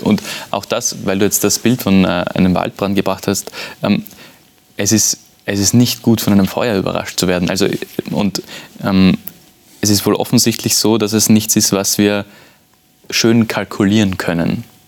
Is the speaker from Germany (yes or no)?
no; Vienna, Austria; ich bin aus Wien